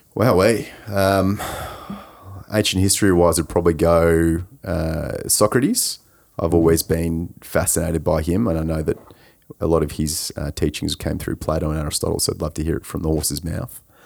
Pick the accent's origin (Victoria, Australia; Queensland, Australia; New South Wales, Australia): Victoria, Australia; Coldstream; I grew up in Coldstream, so I was a little way from Monash in, in Clayton